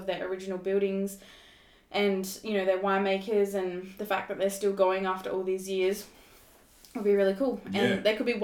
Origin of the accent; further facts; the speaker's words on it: Fleurieu Peninsula, South Australia, Australia; also born or lived in Sri Lanka; they adopted us when we were babies, brought us back to Australia, and we lived on the farm, and we've grown up ever since here